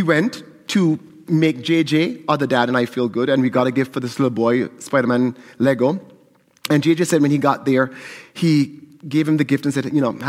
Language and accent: English; St. Kitts & Nevis; moved away; I'm from St. Kitts in the Caribbean, and calypso is a huge part of Caribbean culture.